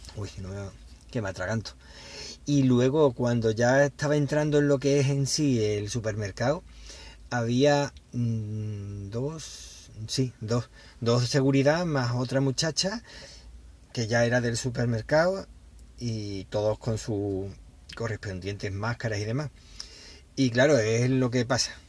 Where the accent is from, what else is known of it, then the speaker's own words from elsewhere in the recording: Spain; cómo somos los españoles